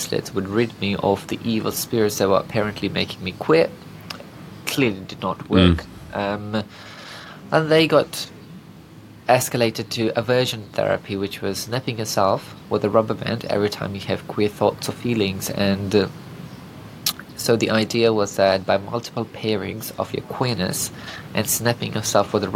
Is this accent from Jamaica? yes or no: no; Fiji; now in New Zealand; I grew up in Fiji, which is a collectivist community